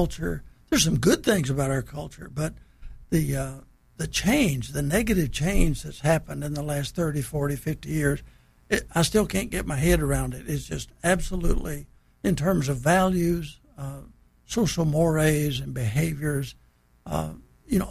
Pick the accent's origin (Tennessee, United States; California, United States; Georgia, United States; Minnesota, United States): Tennessee, United States; Bristol; I grew up in Bristol, Tennessee, which is just right in the very northeastern part